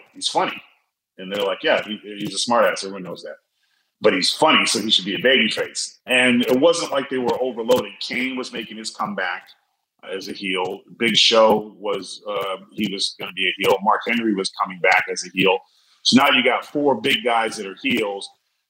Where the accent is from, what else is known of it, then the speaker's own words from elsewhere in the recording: Scotland, United Kingdom; I'm just Scottish too, man.